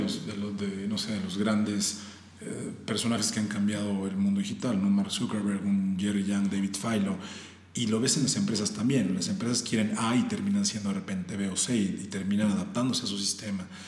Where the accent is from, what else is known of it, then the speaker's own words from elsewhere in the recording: Puebla, Mexico; now in Mexico City, Mexico; somos, de Puebla